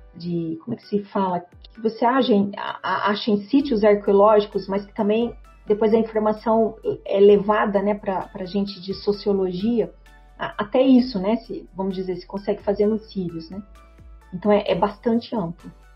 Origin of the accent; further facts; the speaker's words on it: Brazil; nós como brasileiros